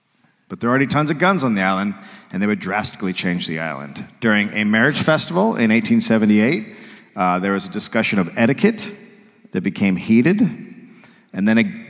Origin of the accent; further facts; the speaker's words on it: United States; I'm from America